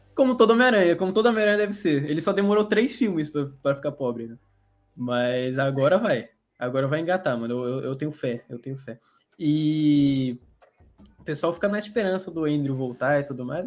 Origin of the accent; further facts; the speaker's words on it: Rio de Janeiro, Brazil; eu sou de uma cidade do Rio de Janeiro, uma cidade no interior do Rio de Janeiro